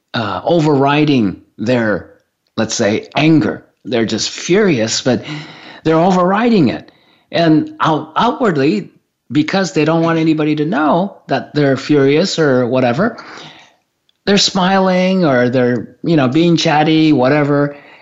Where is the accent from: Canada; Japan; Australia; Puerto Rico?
Japan; I grew up in Japan.